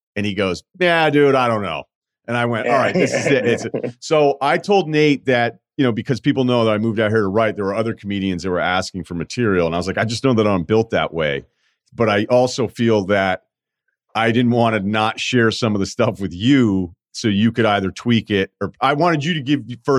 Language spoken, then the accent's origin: English; the South, United States; And, you know, I'm a kid from the South.